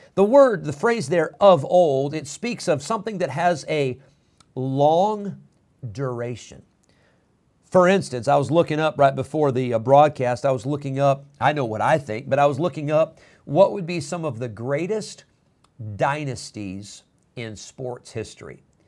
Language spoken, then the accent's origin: English; Rockford, Illinois, United States; I was a boy growing up in Rockford, Illinois